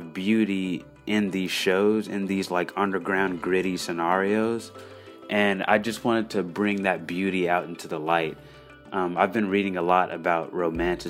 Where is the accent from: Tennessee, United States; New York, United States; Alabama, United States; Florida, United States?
Tennessee, United States; Nashville; I grew up in East Nashville